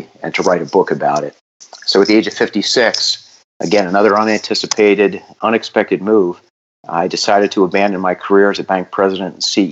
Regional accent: New York City, New York, United States; I grew up in New York City, and when you grow up Irish and Catholic in New York City

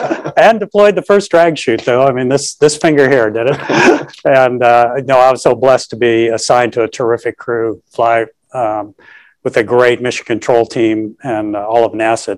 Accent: Los Angeles, California, United States; my hometown of Los Angeles.

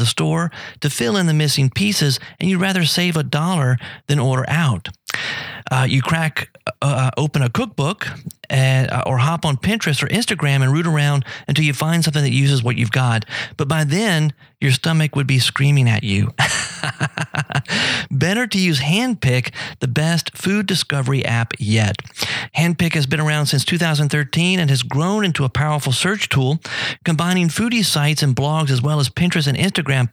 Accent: South Louisiana, United States; growing up in South Louisiana, right here, so close to the Gulf

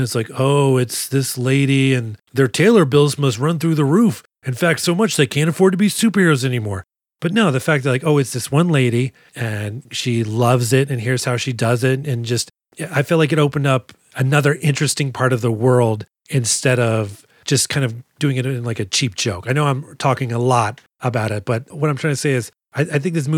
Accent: Texas, United States; I'm from Texas

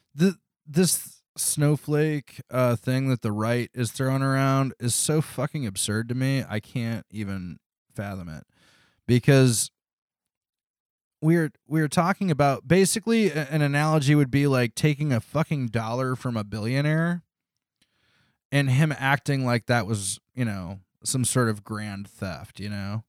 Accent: United States; I was from America

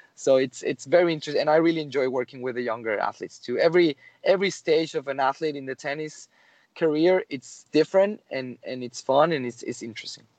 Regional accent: Mexico; moved away; I'm from Mexico originally

